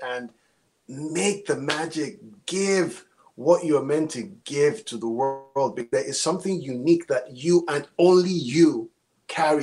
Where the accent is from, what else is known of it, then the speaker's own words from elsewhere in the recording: Nigeria; moved away as an adult; now in United States; I am Nigerian. I've been here 20 years